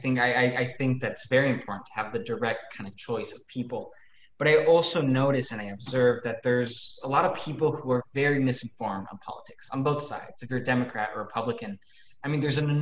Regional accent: Ecuador; I'm from Ecuador

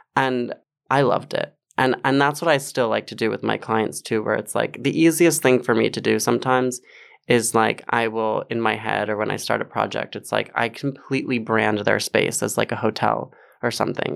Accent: Westchester, New York, United States; I grew up in Westchester

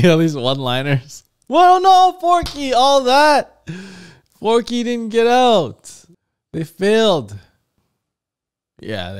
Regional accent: Canada; Canada! That's where I'm from. I'm Canadian, guys. I'm not American

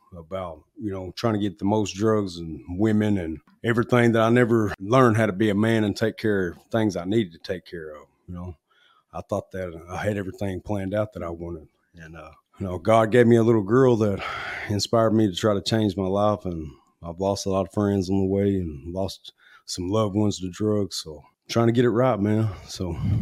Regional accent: Newport, Arkansas, United States; I grew up in Newport, Arkansas

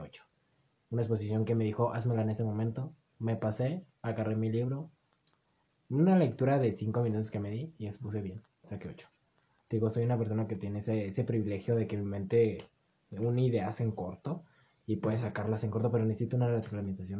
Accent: Mexico; con el que nos criamos en México

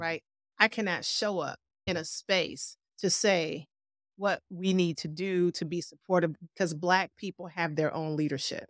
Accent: Cleveland, Ohio, United States; I am a native Clevelander. I've been here all my life

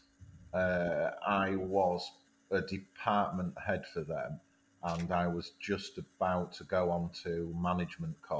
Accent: Filey, Yorkshire and the Humber, United Kingdom; also born or lived in Newcastle; growing up in Filey and being close to Scarborough and Whitby and Bridlington and the Yorkshire Riviera

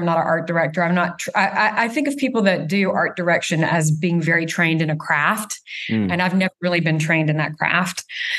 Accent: the South, United States; growing up in the South, I had a Southern mother

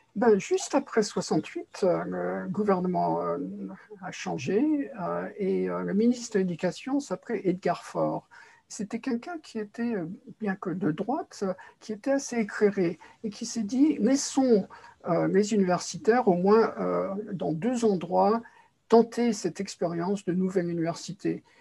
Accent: Paris, Île-de-France, France; je suis né à Paris

